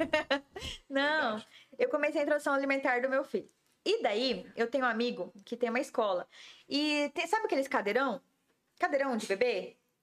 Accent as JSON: {"language": "Portuguese", "town": "Jaciara", "region": "Mato Grosso", "country": "Brazil", "tie": "born or raised there", "moved": "yes", "lives_now": "Campo Grande, Brazil", "said": "eu sou nascida em Jaciara, Mato Grosso, né?"}